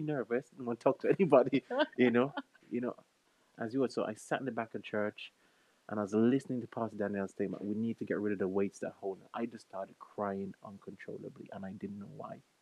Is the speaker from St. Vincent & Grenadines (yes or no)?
yes; St. Vincent & Grenadines; moved away as an adult; now in United Kingdom; I'm originally from St. Vincent and the Grenadines, the best island in the Caribbean